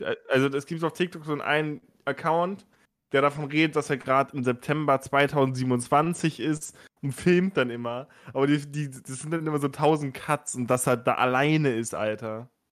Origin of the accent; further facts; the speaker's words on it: Bremen, Germany; Ich komme aus Bremen